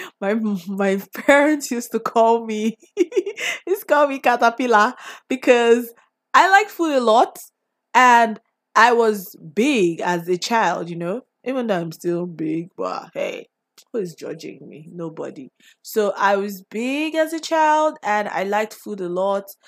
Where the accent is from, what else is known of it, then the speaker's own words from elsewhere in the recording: Nigeria; growing up in Nigeria, like, what it was like and what it has been like growing up here